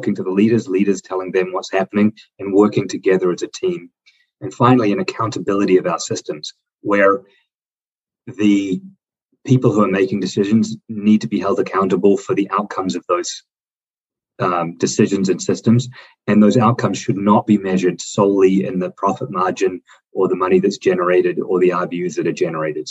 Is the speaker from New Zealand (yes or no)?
yes; New Zealand; moved away as an adult; now in United States; I grew up in the New Zealand system until I came to the U.S. in my 20s